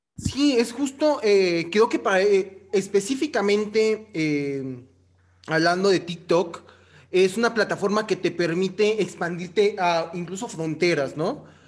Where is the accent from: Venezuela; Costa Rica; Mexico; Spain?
Mexico; yo no soy ni de Perú, yo soy de México.